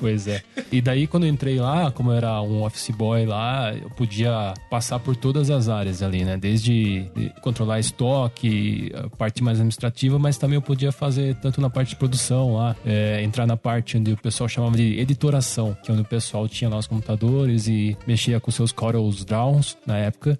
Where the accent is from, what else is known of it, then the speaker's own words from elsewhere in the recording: Tapira, Brazil; eu também sou de Tapira